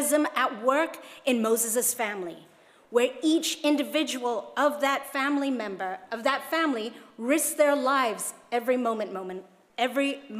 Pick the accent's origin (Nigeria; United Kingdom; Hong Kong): Hong Kong; my youth pastor told me when I was growing up in Hong Kong